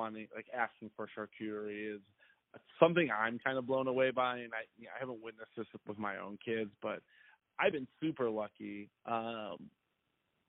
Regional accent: an hour and a half from Chicago, Midwest, United States; I grew up in the Midwest, and I had, you know, I'm not from a super diverse family or background, and my area that I live, even though we were only an hour and a half away from Chicago, was not very diverse.

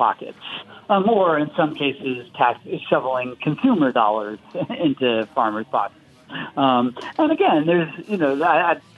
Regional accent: Florida, United States; my home state of Florida

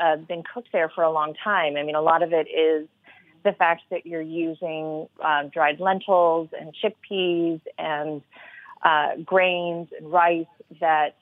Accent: the South, United States; I grew up in the South

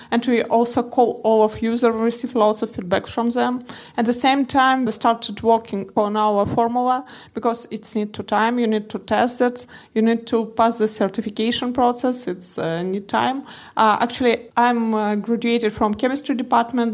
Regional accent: Moscow, Russia; I'm from Russia, Moscow.

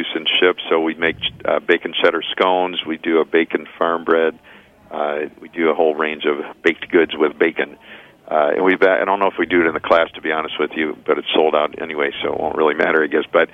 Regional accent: Chicago, Illinois, United States; now in Ann Arbor, United States; I grew up in Chicago

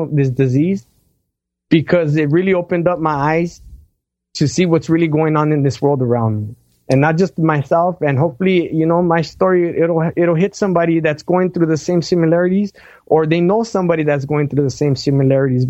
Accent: Los Angeles, California, United States; I'm from Los Angeles. You know, I live in an urban jungle.

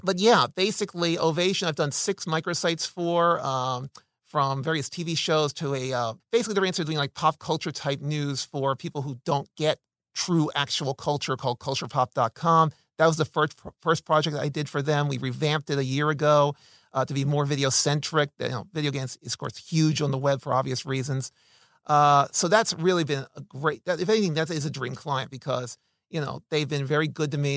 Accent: Philadelphia, Pennsylvania, United States; also born or lived in New Orleans, Louisiana / Santa Clarita, California; now in Los Angeles, United States; I'm originally from Philadelphia, Uh, but I lived in New Orleans, Louisiana for eight years

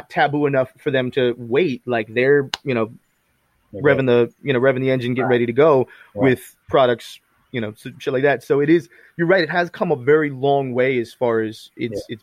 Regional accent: Florida, United States; I'm from Florida, so I remember I got fucking swamp people family members

